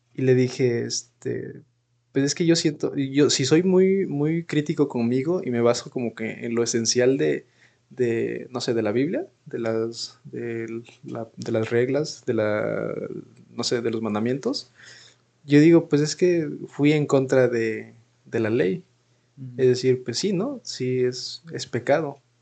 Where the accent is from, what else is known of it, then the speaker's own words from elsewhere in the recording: Mexico; como mexicanos